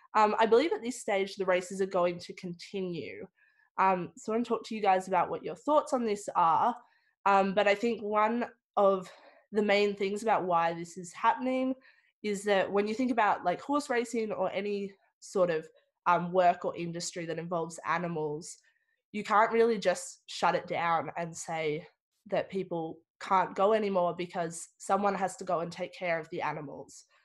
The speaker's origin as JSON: {"language": "English", "region": "Victoria", "country": "Australia", "tie": "born or raised there", "said": "growing up in Victoria, um, I've really taken for granted all the big sporting events that we have"}